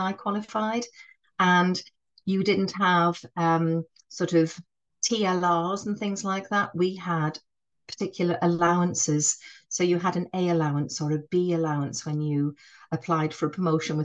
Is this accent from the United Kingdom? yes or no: yes; North East England, United Kingdom; accent: northeastern; I'm from the northeast, you'll be able to tell that from my northern accent. I'm not a Geordie, but I do have a northeastern accent